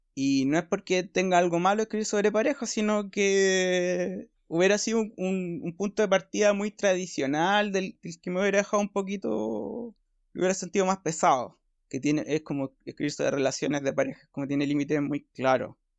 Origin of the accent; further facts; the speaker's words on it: Valparaíso, Chile; also born or lived in Ventanas / Santiago; soy provinciano